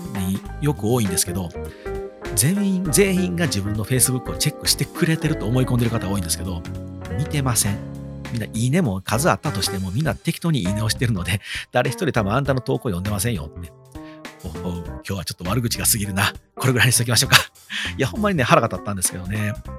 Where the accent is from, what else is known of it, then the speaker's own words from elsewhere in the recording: Wakayama, Japan; 地元和歌山のテレビ和歌山